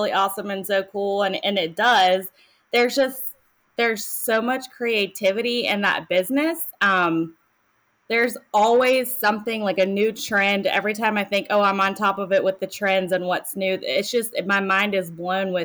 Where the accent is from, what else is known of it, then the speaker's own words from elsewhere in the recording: Charlotte, North Carolina, United States; now in Indian Land, United States; I grew up around the Charlotte area